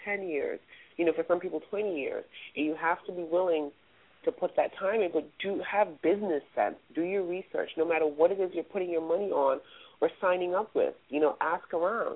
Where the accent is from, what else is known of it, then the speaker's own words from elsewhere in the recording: New York City, New York, United States; also born or lived in West Indies; I'm a girl from the West Indies. I was raised in the Bronx